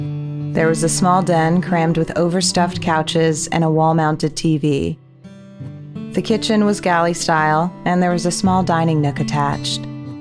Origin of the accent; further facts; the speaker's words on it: Colorado, United States; I had been born and raised in Colorado, so anything that didn't look like a Coors beer commercial was foreign to me.